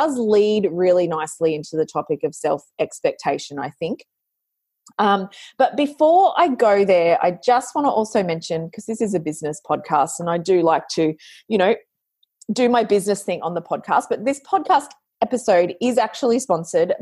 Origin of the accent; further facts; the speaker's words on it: Australia; I'm an Australian, I've got that hard yakka mindset